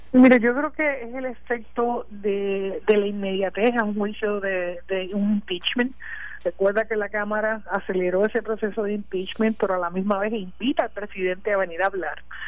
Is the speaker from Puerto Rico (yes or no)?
yes; Puerto Rico; todos como puertorriqueños